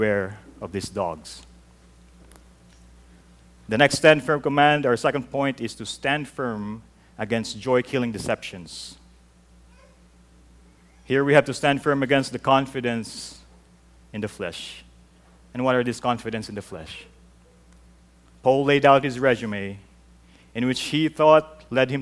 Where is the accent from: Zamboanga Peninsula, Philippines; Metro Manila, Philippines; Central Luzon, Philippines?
Metro Manila, Philippines; Mandaluyong; moved away; growing up in the Philippines, I held on to this. In our church in Mandaluyong City